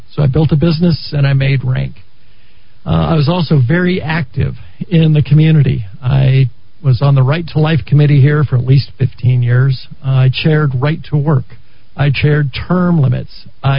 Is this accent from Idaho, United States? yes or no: no; New Mexico, United States; I was raised here in New Mexico, and I'm a Valley High School graduate.